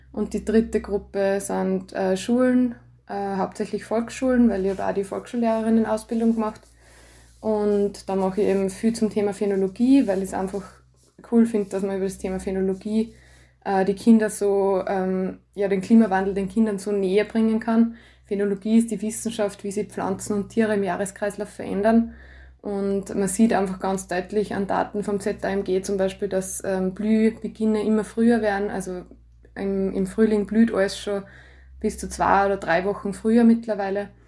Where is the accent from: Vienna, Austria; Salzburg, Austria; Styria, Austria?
Styria, Austria; Landl; also born or lived in Graz, Austria; now in Gams, Austria; ich bin gebürtige Landlerin, wohne jetzt in der Gams mit meiner Familie, mit meinem Mann und meiner Tochter.